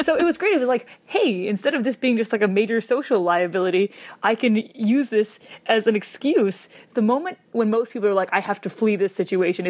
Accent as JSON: {"language": "English", "region": "Wisconsin", "country": "United States", "moved": "yes"}